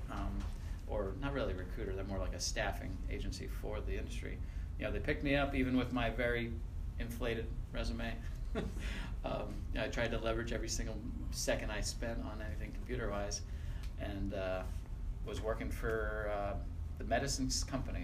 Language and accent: English; north of Lancaster, Pennsylvania, United States; moved away; I was born in Pennsylvania. I'm a Pennsylvania Dutchie.